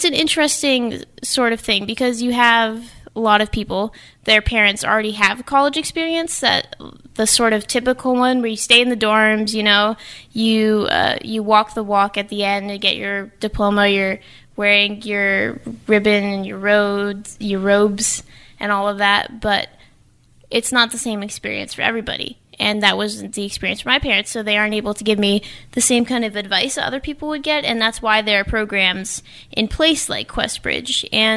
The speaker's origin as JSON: {"language": "English", "town": "New Bedford", "region": "Massachusetts", "country": "United States", "tie": "born or raised there", "also_born_or_lived": "Falmouth, Massachusetts", "said": "I was born in Falmouth, but I have grown up mostly in New Bedford. So I would say that I'm from here"}